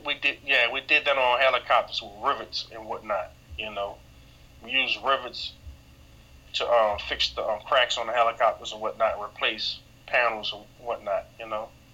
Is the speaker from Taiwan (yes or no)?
no; New Orleans, Louisiana, United States; born and raised in New Orleans, Louisiana